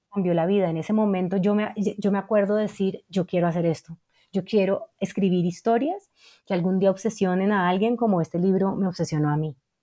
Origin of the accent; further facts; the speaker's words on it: Cali, Valle del Cauca, Colombia; yo crecí en Cali